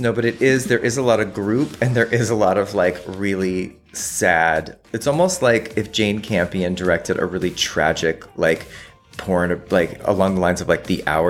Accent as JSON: {"language": "English", "country": "Australia", "said": "I'm Australian. I said Nicole Kidman and Willem Dafoe."}